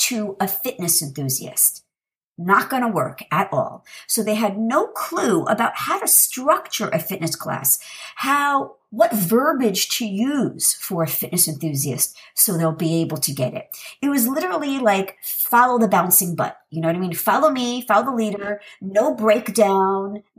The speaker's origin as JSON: {"language": "English", "town": "New York City", "region": "New York", "country": "United States", "said": "I'm from New York City originally"}